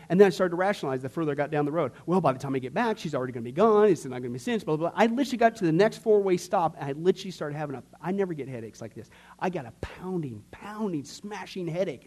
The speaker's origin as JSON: {"language": "English", "region": "Nebraska", "country": "United States", "tie": "born or raised there", "said": "when I was growing up in Can- uh, Nebraska, when I was in fourth and fifth grade, out in this little, small, little, dinky little town"}